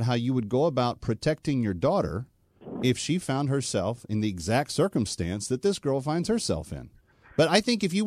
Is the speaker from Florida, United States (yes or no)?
no; Texas, United States; moved away; Great place to be from, my home state